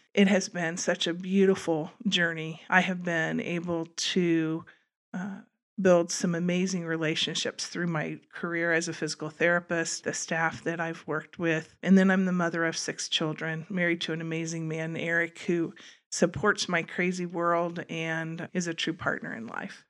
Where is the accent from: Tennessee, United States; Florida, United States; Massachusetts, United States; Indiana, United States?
Indiana, United States; Wabash; moved away as an adult; also born or lived in Colorado; grew up in, in Wabash, though, went to school in Wabash